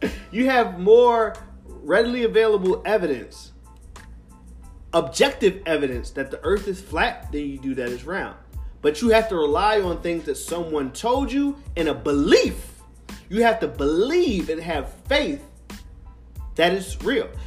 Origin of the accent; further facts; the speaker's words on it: Philadelphia, Pennsylvania, United States; being a Philadelphian, a real Philadelphian